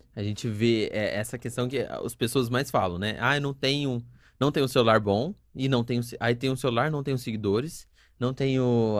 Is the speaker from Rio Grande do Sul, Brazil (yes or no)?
no; Sumaré, São Paulo, Brazil; Eu não sou nascido, mas eu sou criado em Sumaré